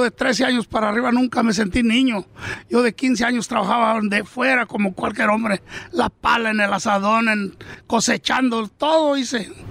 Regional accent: Michoacán, Mexico; now in Oxnard, United States; Nosotros hemos de mero Michoacán, naciditos

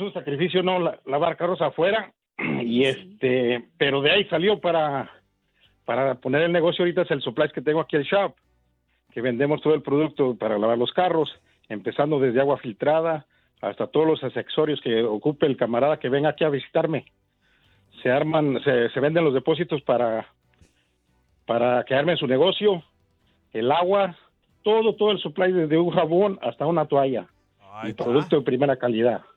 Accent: Pachuca, Hidalgo, Mexico; now in United States; soy del estado de Hidalgo, de Pachuca Hidalgo, y llegué aquí en el, sin más no recuerdo, en el 89

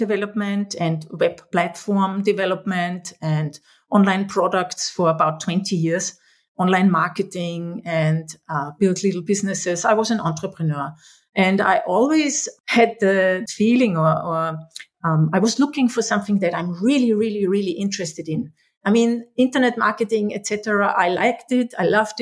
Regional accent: Austria; I was born in Austria 53 years ago already

